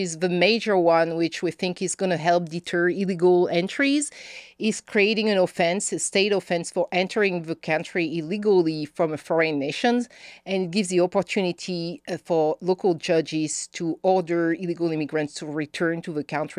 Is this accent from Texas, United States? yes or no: yes; Texas, United States; accent: Northeast Texas; I am a Texan.